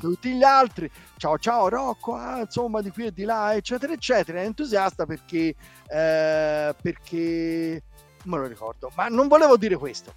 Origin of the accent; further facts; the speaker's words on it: Florence, Tuscany, Italy; io vengo da Firenze